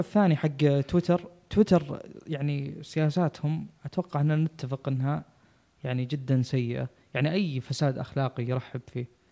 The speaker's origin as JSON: {"language": "Arabic", "country": "Saudi Arabia", "said": "احنا عندنا في السعوديه"}